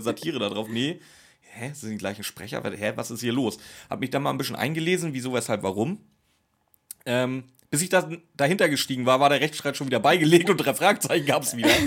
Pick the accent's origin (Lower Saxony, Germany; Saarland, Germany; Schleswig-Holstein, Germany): Schleswig-Holstein, Germany; ich komme aus Schleswig-Holstein, wir hatten ja nichts. Wir haben heute noch nichts da oben.